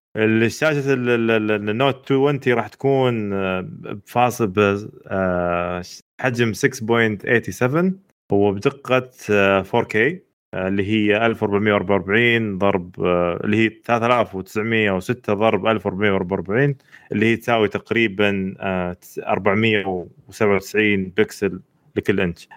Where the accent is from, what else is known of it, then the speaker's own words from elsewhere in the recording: Eastern Province, Saudi Arabia; عندنا في الشرقية